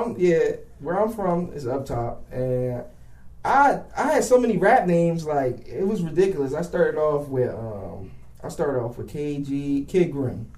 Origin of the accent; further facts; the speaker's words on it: Philadelphia, Pennsylvania, United States; I'm from Philly, up top, um, West Oak Lane. Um, my mom pretty much raised me for real.